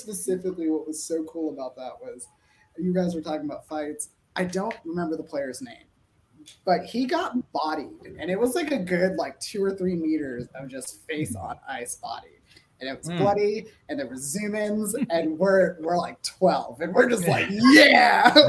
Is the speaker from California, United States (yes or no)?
yes; Los Angeles, California, United States; So I grew up in Los Angeles, so like a lot of people are Los Angeles Kings fans.